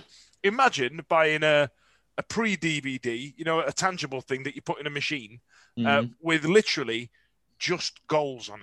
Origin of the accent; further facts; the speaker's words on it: Sheffield, Yorkshire and the Humber, United Kingdom; I'm from Sheffield